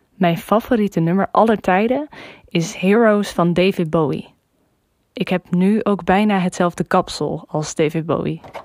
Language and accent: Dutch; Groningen, Netherlands; now in Arnhem, Netherlands; ik ben 24 jaar oud en ik kom oorspronkelijk uit Groningen en ik woon nu in Arnhem.